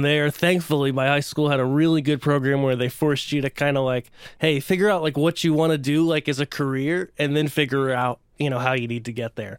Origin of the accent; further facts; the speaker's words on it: central Pennsylvania, United States; moved away as an adult; now in Nashville, United States; but grew up in central Pennsylvania.